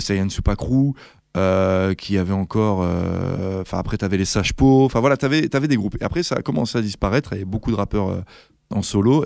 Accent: Val-d'Oise, Île-de-France, France; now in Brussels, Belgium; je venais du Val d'Oise, du 95

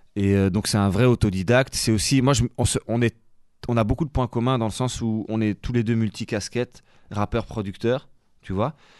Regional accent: Charleroi, Wallonia, Belgium; j'ai grandi quasi en Italie, à Charleroi.

